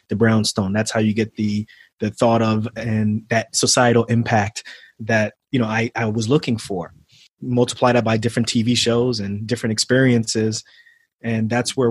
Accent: New York City, New York, United States; moved away; also born or lived in New Jersey; I grew up in Queens when I was younger. I grew up in Queens, not too far from Shea Stadium

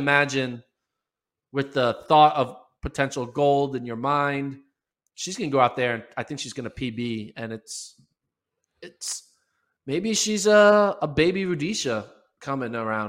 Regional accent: United States; we are American-based

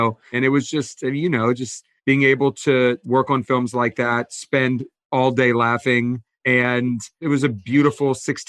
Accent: Atlanta, Georgia, United States; now in Los Angeles, United States; Yeah, I came out from Atlanta right after college

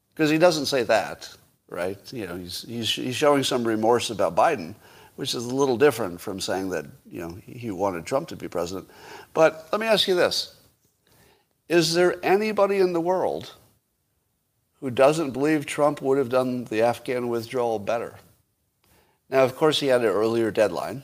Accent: United States; an American

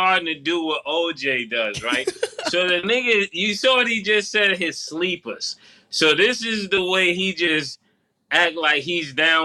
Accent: Florida, United States; I'm from Florida

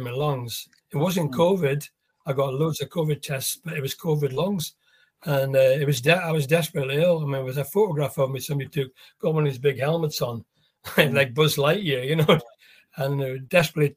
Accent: Scotland, United Kingdom; also born or lived in South Africa; I'm British, I'm Scottish

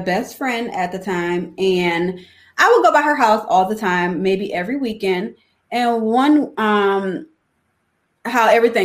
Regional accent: New Orleans, Louisiana, United States; now in Chicago, United States; I'm from New Orleans and both of my parents were drug addicted

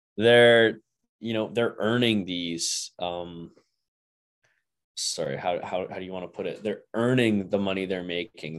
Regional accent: Port Hope, Ontario, Canada; Port Hope, Ontario, my, like, my hometown

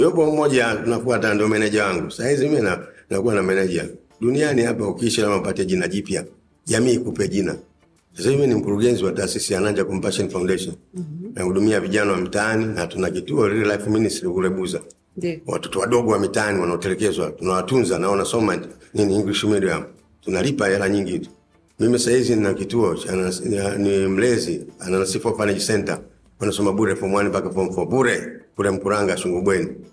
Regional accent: Dar es Salaam, Tanzania; mimi nimezaliwa Ilala

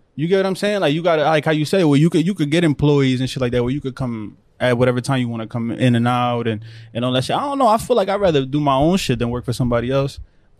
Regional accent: New Jersey, United States; born there; I'll tell you that I was born in Jersey.

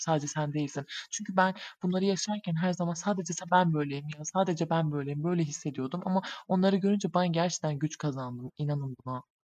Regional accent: Southeastern Anatolia, Turkey; Güneydoğuluyuz biz.

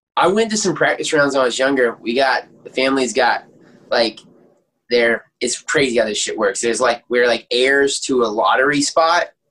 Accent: Aiken, South Carolina, United States; born and raised in Aiken, South Carolina

